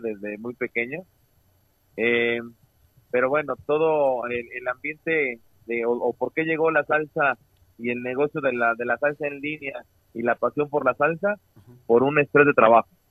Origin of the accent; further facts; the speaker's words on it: Puebla, Mexico; also born or lived in Oaxaca; yo soy poblano